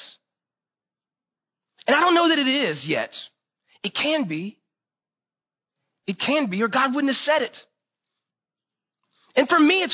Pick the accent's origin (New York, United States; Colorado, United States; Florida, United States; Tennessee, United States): Florida, United States; I grew up in Florida.